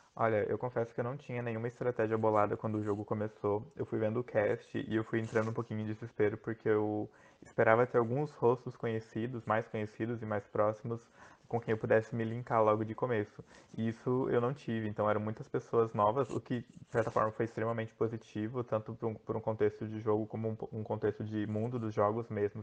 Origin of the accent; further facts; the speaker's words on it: Joinville, Santa Catarina, Brazil; sou de Joinville, Santa Catarina